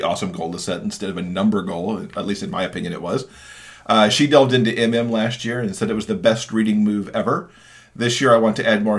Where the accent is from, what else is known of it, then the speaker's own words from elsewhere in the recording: Michigan, United States; moved away; my home state of Michigan